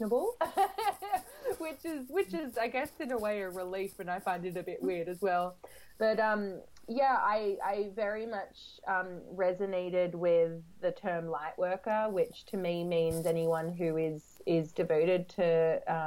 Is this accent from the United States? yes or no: no; Australia; moved away as an adult; now in London, United Kingdom; I grew up in Australia